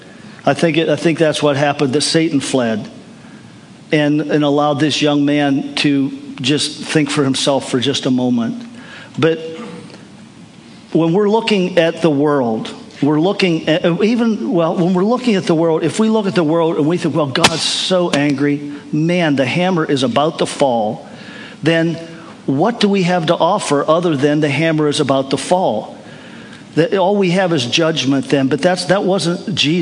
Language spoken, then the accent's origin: English; United States; I'm from America